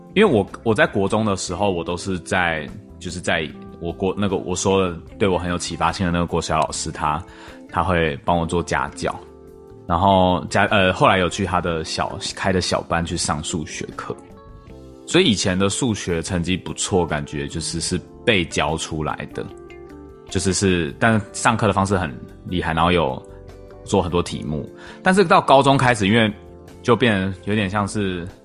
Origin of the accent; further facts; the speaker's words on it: Taipei, Taiwan; 因为像我们是台北， 台北市长大的小孩嘛